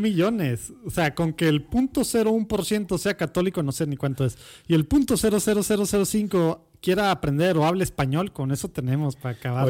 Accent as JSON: {"language": "Spanish", "town": "Monterrey", "region": "Nuevo León", "country": "Mexico", "tie": "born or raised there", "also_born_or_lived": "Mexico City", "said": "Soy regio, regio, regio. De la Conchita. Era el, único hospital."}